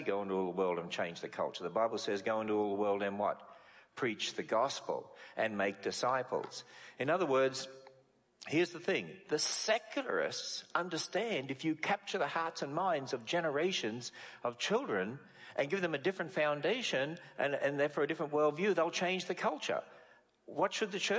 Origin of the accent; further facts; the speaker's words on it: Australia; moved away as an adult; now in United States; I come originally from Australia, and we speak English.